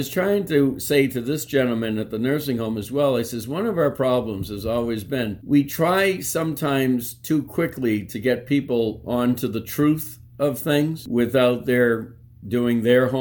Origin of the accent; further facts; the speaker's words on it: Clinton, United States; my hometown in Clinton